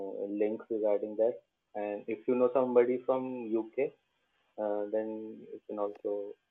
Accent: India; I'm from India

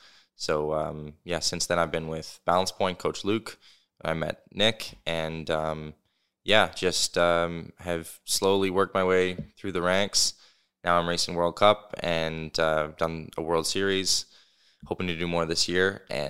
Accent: Alberta, Canada; Yeah, so I grew up in Alberta, a small town, 3,000 people. Moved here in 2014 with my family

